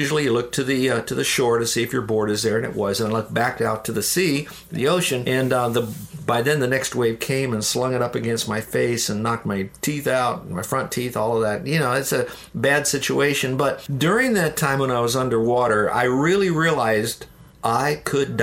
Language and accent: English; Downers Grove, Illinois, United States; moved away; also born or lived in Florida; I was born in Chicago, a suburb of Chicago called Downers Grove, which is near Wheaton.